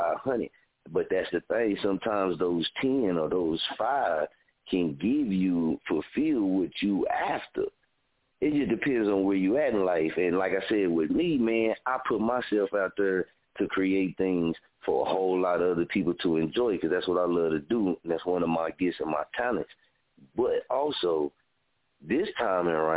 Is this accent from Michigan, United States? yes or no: no; Muskogee, Oklahoma, United States; I've been born and raised in Muskogee